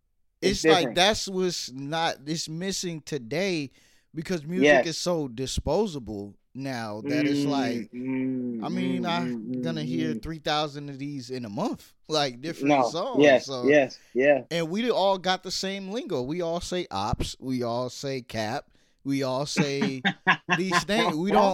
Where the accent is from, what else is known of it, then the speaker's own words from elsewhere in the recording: New York, United States; And I'm from New York originally, but moved all over.